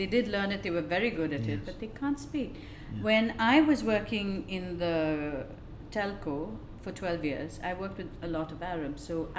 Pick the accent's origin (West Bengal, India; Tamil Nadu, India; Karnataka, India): Karnataka, India; Bangalore; moved away as an adult; now in Dubai, United Arab Emirates; I'm from Bangalore in India and my husband's family is settled here in Dubai. So after we got married, we were in India for a couple of years.